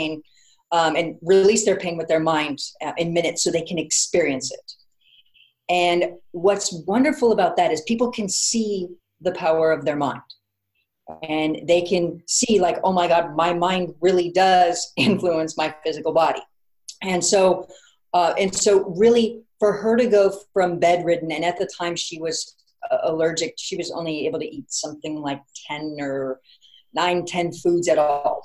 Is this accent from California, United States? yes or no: yes; Orange County, California, United States; now in Los Angeles, United States; Orange County, so about a couple hours south of here. But yes, I'm a Southern California woman all the way around